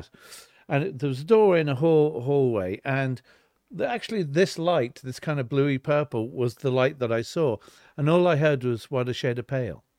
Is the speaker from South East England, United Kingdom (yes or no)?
yes; Weybridge, South East England, United Kingdom; born or raised there; moved away; also born or lived in Liverpool / London